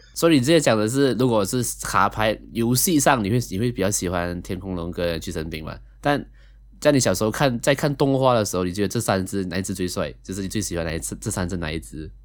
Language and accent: Chinese; Malaysia; 同样是位马来西亚人